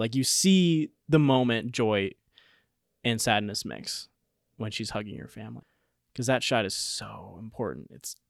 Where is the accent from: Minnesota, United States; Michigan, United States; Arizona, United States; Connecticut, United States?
Minnesota, United States; I'm from Minnesota, and now I live here.